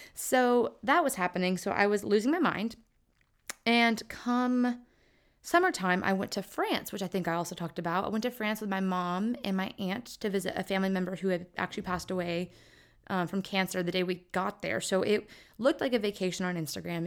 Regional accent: Lake Charles, Louisiana, United States; moved away; my hometown of Lake Charles

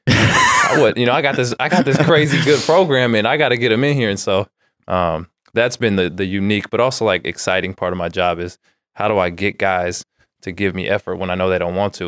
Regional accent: Antioch, California, United States; also born or lived in Santa Barbara, California / Fullerton, California; now in Sacramento, United States; I grew up in the Bay Area, Antioch, just an hour from here.

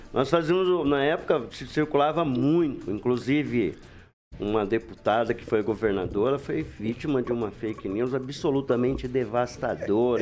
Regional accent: Londrina, Paraná, Brazil; now in Maringá, Brazil; Lá na Varta, que eu nasci na Varta.

